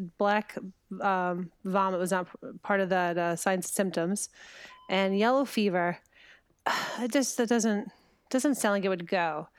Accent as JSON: {"language": "English", "town": "New York City", "region": "New York", "country": "United States", "tie": "born or raised there", "said": "being that I was born in Brooklyn"}